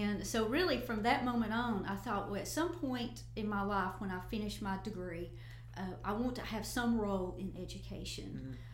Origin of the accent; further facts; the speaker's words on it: Northeast Tennessee, United States; moved away as an adult; now in West Tennessee, United States; I was born and raised in Northeast Tennessee